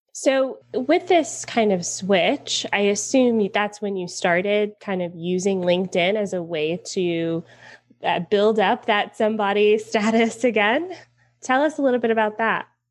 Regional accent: Atlanta, Georgia, United States; I'm from Atlanta.

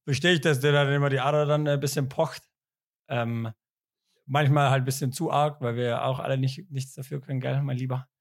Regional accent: Ulm, Baden-Württemberg, Germany; moved away; Ich komme ja aus Ulm

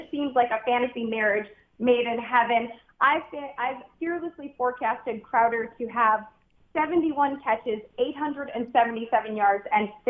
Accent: Midwest, United States; I liked Canton, Ohio, growing up in the Midwest. It's like a weird place that I have fond memories from.

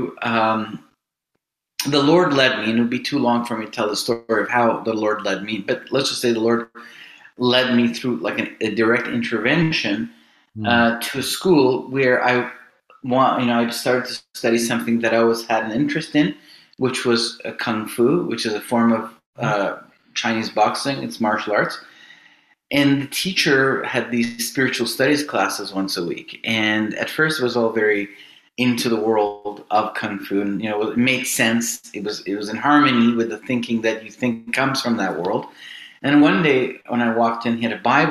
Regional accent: Iran; moved away; also born or lived in Toronto, Canada; My upbringing, I was born in Iran and kind of in a non-religious family

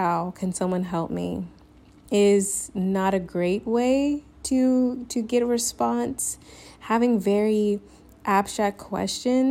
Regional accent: the South, United States; moved away as an adult; now in Spain; I'm Southern

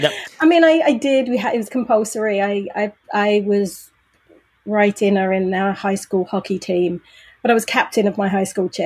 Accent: Brighton, South East England, United Kingdom; also born or lived in London / Manchester; now in Leeds, United Kingdom; I grew up in Brighton, a town on the south coast, 52 miles from London. Then I went to college in London. Then I moved home to Brighton, and then I lived in Manchester for a year and Leeds for 2 years.

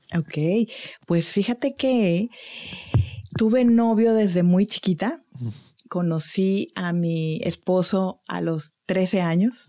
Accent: Monterrey, Nuevo León, Mexico; moved away as an adult; also born or lived in Cancún; yo nací aquí en Monterrey en el año 1970 y eh, pues crecí aquí toda mi infancia, adolescencia

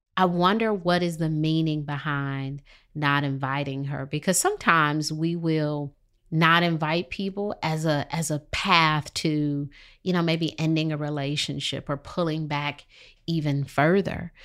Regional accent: Detroit, Michigan, United States; moved away as an adult; now in Charlotte, United States; I'm from Detroit, and, you know, Detroit has litter on the streets.

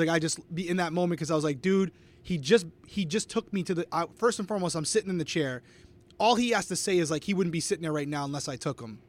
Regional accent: Rhode Island, United States; I am from Rhode Island, close to Fenway Park.

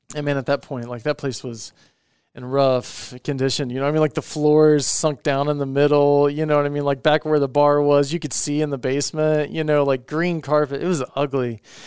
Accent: Indiana, United States; growing up in Indiana

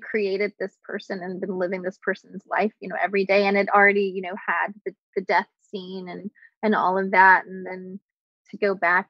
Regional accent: the South, United States; I grew up in the South

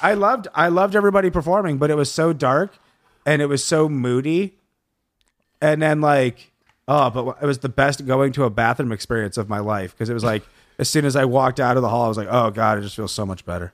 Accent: Lansing, Michigan, United States; now in Los Angeles, United States; I'm from Lansing, Michigan

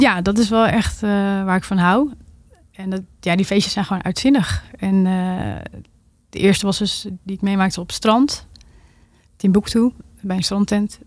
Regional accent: Drachten, Friesland, Netherlands; moved away as an adult; also born or lived in Groningen; daarvoor ben ik in drachten opgegroeid

